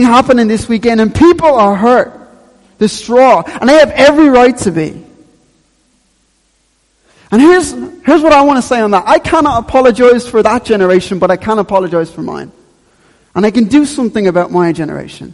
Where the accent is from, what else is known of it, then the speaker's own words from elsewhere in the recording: Dublin, Leinster, Ireland; I grew up in Ballyfermot